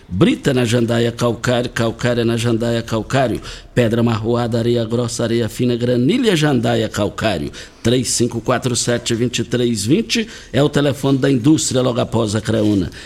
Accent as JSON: {"language": "Portuguese", "country": "Brazil", "tie": "born or raised there", "said": "nós fomos criados lá no Bandeirante, na, nos anos 80"}